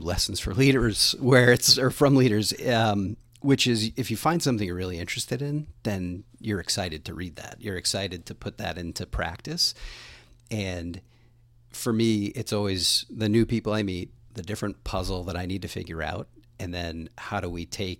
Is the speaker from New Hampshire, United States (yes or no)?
yes; New Hampshire, United States; I actually grew up all over the state of New Hampshire. So I moved a bunch of times as a kid